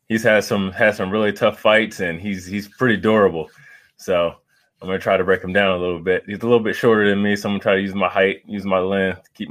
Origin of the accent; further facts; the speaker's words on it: Frankford, Delaware, United States; So originally, I'm from Frankfort, Delaware. It's a small town right outside of Bethany Beach. Grew up a beach bum, going out in the water every day.